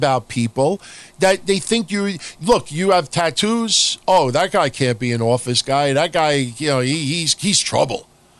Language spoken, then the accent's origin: English; New York City, New York, United States; also born or lived in Middle Village, Queens; I come from Howard Beach. I mean, born in Middle Village, but live in Howard Beach.